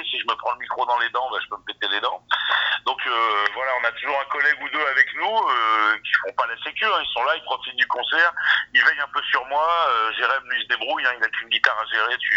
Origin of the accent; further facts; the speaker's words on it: Drôme, Auvergne-Rhône-Alpes, France; also born or lived in Ardèche; moi je suis de la Drôme et j'ai Rennes d'Ardèche, quoi, donc Drôme Ardèche, en gros autour de Valence, quoi.